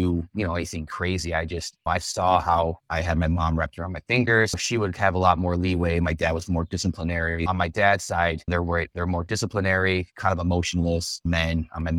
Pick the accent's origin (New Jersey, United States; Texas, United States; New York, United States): New York, United States; Buffalo; born and raised in Buffalo, Cheektowaga area. Grew up, born and raised in that area.